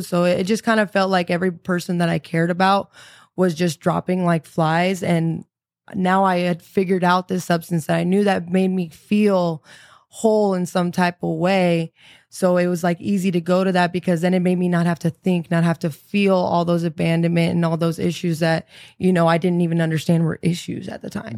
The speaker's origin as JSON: {"language": "English", "town": "San Antonio", "region": "Texas", "country": "United States", "said": "I'm originally from, uh, San Antonio, Texas"}